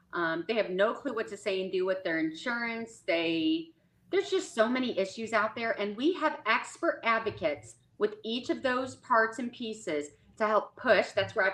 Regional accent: Midwest, United States; moved away as an adult; now in Dallas, United States; I'm originally from the Midwest. Now I'm down in Dallas, Texas. We moved down 4 years ago

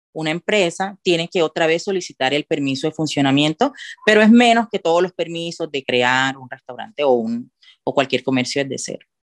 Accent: Cartagena, Bolívar, Colombia; moved away as an adult; now in Andorra; yo que soy de Cartagena

